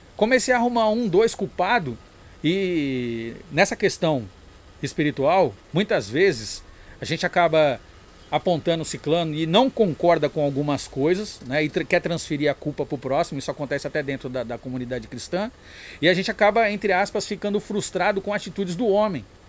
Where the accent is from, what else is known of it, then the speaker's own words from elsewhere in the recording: São Paulo, Brazil; eu nasci na Zona Sul, na Zona Sul. mas a, a, minha criação e vivência, eu passei 12, 11 anos na Pompeia, né? É, e depois o resto foi na Zona Norte